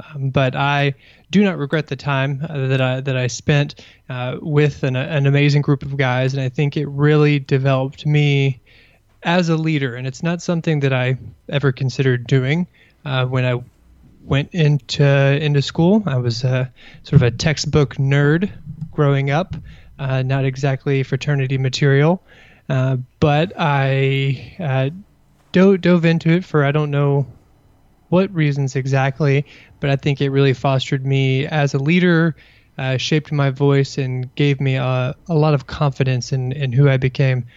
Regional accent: Kentucky, United States; moved away as an adult; also born or lived in Burkina Faso / Indiana; now in Washington, D.C., United States; I grew up in Kentucky in a somewhat rural setting outside of a, a large town

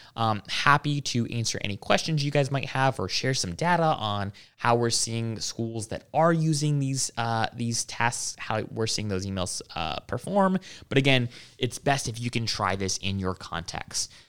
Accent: Hawaii, United States; moved away; I grew up in Hawaii

